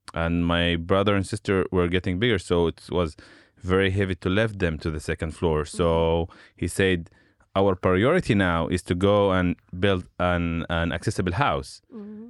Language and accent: English; Shefa-'Amr, Northern District, Israel; English is a second language; also born or lived in Haifa; I grew up in Shafamer, which is uh, in the Galilee area